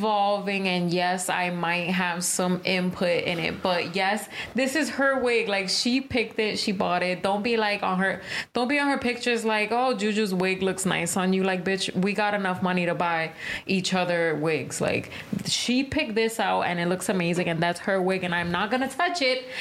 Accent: Puerto Rico; I'm Puerto Rican

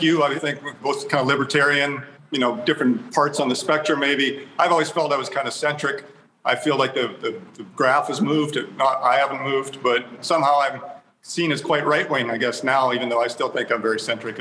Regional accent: Canada; moved away; I'm originally from Canada

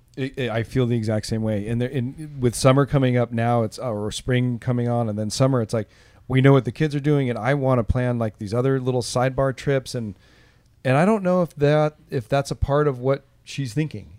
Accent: Southern California, United States; moved away as an adult; also born or lived in Los Angeles / Orange County; now in Oakland, United States; I grew up in Southern California

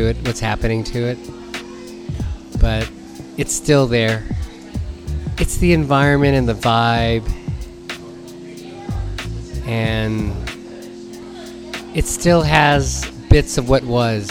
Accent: San Francisco, California, United States; growing up in North Beach

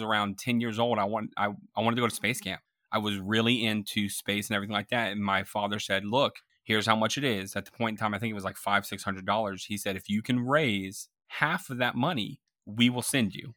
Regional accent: Tampa, Florida, United States; I grew up in Florida, Tampa Bay, Florida

